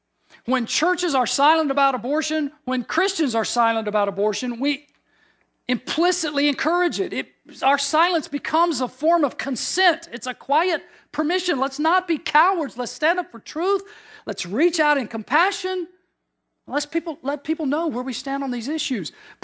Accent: Deep South, United States; You know, I grew up in the Deep South in the 60s.

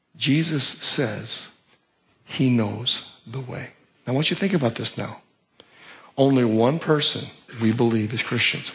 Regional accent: Paramount, California, United States; I am from Paramount, California

